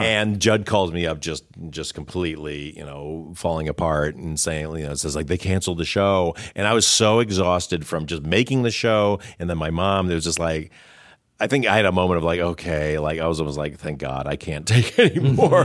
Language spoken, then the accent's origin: English; Detroit, Michigan, United States; he's from Detroit, where I'm from.